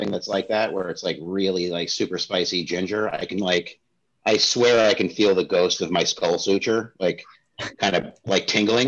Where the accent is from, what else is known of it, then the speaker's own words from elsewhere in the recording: San Francisco, California, United States; moved away; I grew up in San Francisco